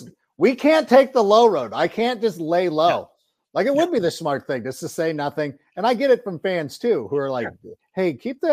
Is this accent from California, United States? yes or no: yes; Southern California, United States; I grew up in Southern California, so I root for the Angels.